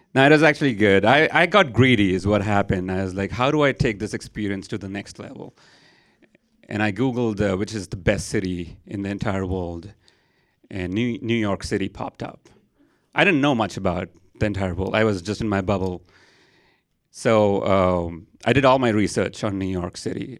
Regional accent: Mumbai, Maharashtra, India; moved away as an adult; now in San Antonio, United States; I am from India. I grew up there. Twenty-two years of my life, I was there, and then I decided to move to America

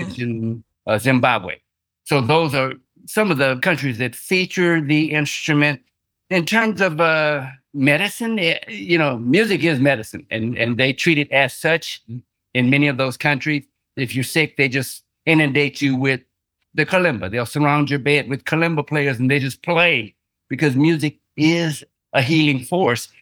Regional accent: San Antonio, Texas, United States; also born or lived in Houston, Texas; I'm from Texas, San Antonio, Texas, and then I transitioned to Houston

